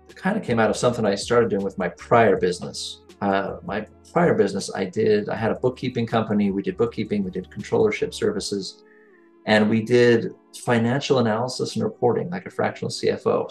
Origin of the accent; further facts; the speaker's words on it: near Salt Lake City, Utah, United States; also born or lived in Brazil; Grew up here, right near Salt Lake. Uh, haven't fallen too far from the tree. I did uh, live in Brazil for a year and a half, so that was sort of different. But outside of that, I've I've been here in Utah my whole life